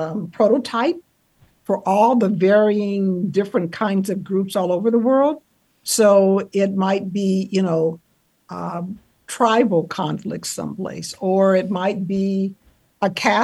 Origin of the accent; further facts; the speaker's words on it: California, United States; moved away; I was from California